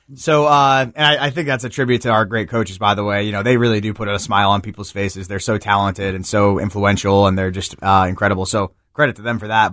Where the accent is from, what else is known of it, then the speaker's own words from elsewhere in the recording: New Jersey, United States; now in Memphis, United States; the neighborhood I grew up in New Jersey